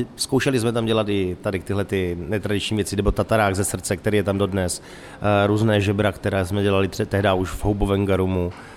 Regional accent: Moravian Wallachia, Zlín Region, Czechia; moved away; já jsem hlavně z Valašska

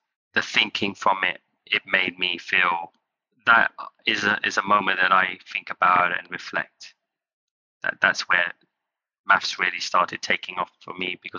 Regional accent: Kent, South East England, United Kingdom; also born or lived in London; I was born in London and I grew up in Kent, which was quite nice, or green and scenic.

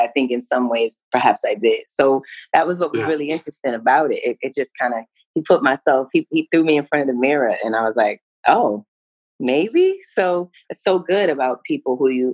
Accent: New York City, New York, United States; I grew up in New York City, you know, heart of the city, right there, melting pot for real

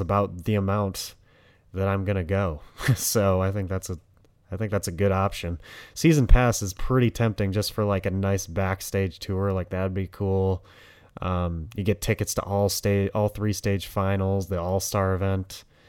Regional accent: Detroit, Michigan, United States; I'm from Detroit

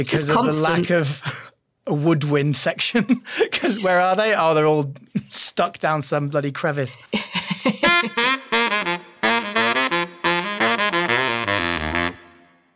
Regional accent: Richmond, Yorkshire and the Humber, United Kingdom; that's my hometown in Richmond, North Yorkshire

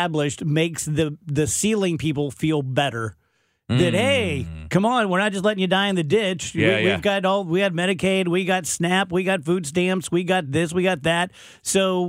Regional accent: South Roxana, Illinois, United States; I'm from South Roxana

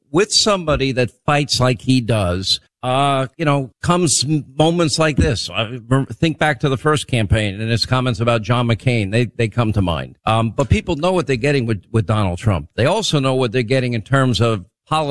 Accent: New York, United States; I grew up in New York

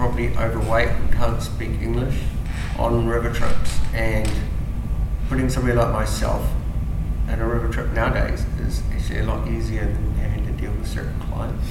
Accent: between Fairlie and Geraldine, Canterbury, New Zealand; I'm actually a lovely Kiwi country farmer boy. Grew up in between Philly and Geraldine

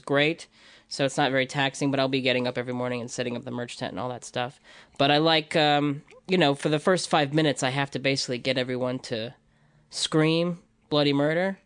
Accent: Libertyville, Illinois, United States; moved away; I'm from Illinois, Libertyville, Illinois, so it's just, like, on the border

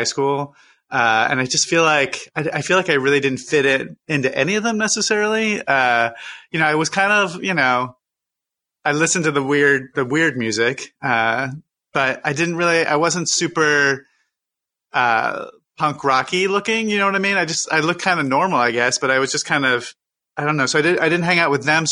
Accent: Syracuse, New York, United States; I grew up in Syracuse, New York

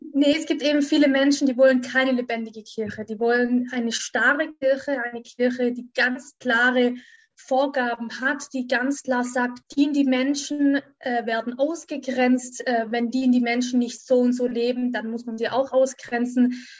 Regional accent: Göckingen, Baden-Württemberg, Germany; In diesem kleinen Dörfchen, wo ich aufgewachsen bin, das heißt Göckingen, das ist in, Baden-Württemberg, in Süddeutschland

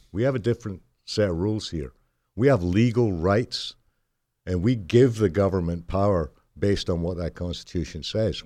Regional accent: United Kingdom; born or raised there; moved away

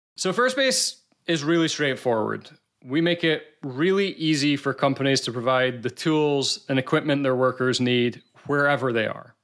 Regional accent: Scotland, United Kingdom; accent: Scottish; I'm from Scotland

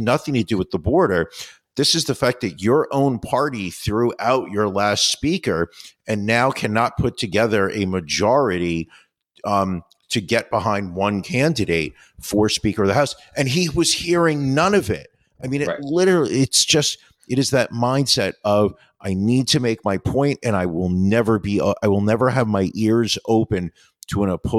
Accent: New York, United States; I'm from New York. I use my hands all the time.

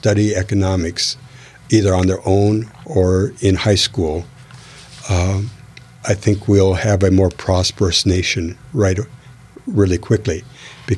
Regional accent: Renton, Washington, United States; also born or lived in Minneapolis, Minnesota / Seattle, Washington; I was born in Minnesota, in Minneapolis, Minnesota

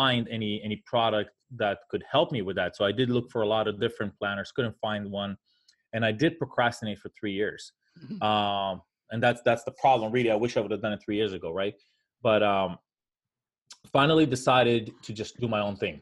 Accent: Israel; moved away as an adult; now in United States; I'm originally from Israel. I moved here about 22 years ago, a week after I was done with the Israeli Air Force

